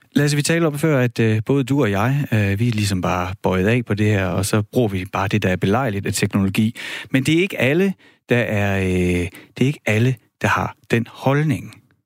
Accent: Horsens, Central Denmark Region, Denmark; jeg voksede op i Horsens

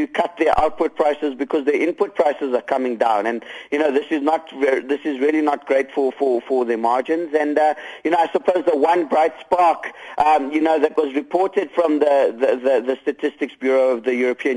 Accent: South Africa; as South African investors

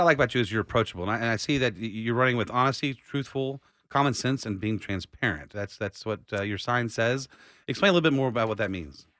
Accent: Austin, Texas, United States; I was born right here in Austin

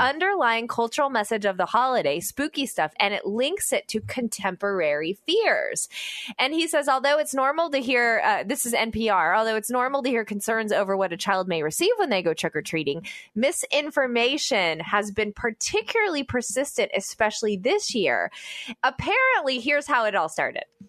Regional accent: United States; as an American

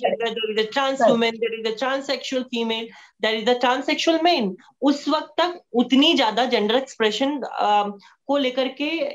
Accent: Katihar, Bihar, India; moved away; कटिहार की एक सिख फैमिली से मैं बिलोंग करती हूँ uh, मैं एक uh, सरदार फैमिली में uh, जन्मी

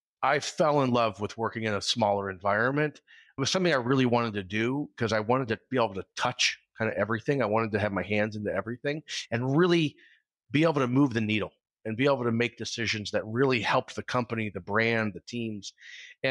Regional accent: Iowa, United States; moved away as an adult; also born or lived in New York; as a kid growing up in Iowa

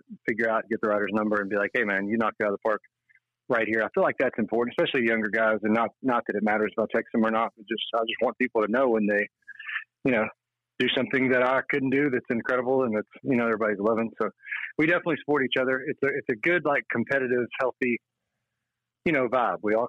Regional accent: Danville, Kentucky, United States; Danville, Kentucky is where I'm from. So it's like a farm and factory town

